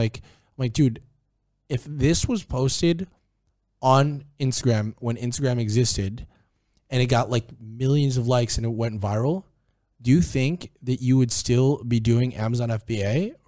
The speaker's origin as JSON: {"language": "English", "town": "Cebu", "region": "Central Visayas", "country": "Philippines", "said": "Oh, dude, that's my home country, bro. My home place."}